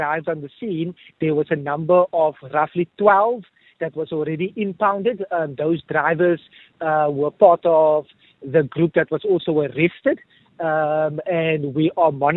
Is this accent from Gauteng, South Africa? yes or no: no; Cape Town, Western Cape, South Africa; back to my hometown where I grew up in Mitchells Plain